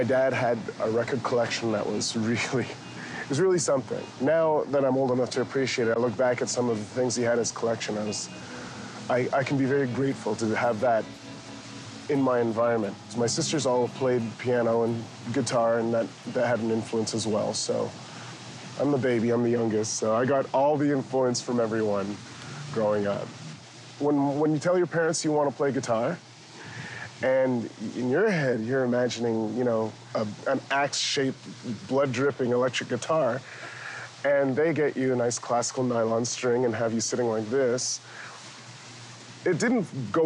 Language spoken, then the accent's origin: English; Canada